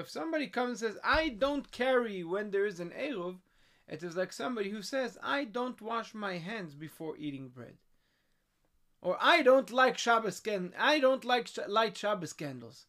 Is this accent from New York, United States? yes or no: yes; New York City, New York, United States; we grew up in Crown Heights, around the Rebbe, there was no Eruv.